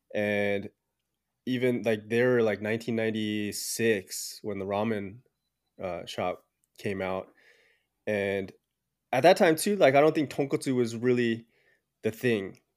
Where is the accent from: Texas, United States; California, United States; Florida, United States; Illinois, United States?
California, United States; Southern; I grew up in Southern California. I was actually born here